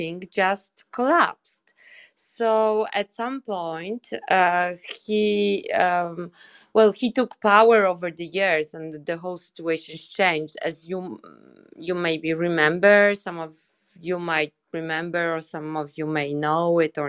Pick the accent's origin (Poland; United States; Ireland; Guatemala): Poland; I'm Polish